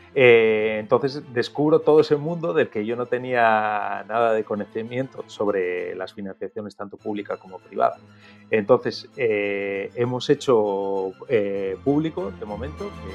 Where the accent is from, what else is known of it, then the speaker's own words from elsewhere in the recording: Oviedo, Asturias, Spain; moved away as an adult; also born or lived in Gijón / Madrid; yo nací en Gijón, aunque he vivido toda mi vida en Oviedo. Y me he criado en Oviedo hasta los 18 años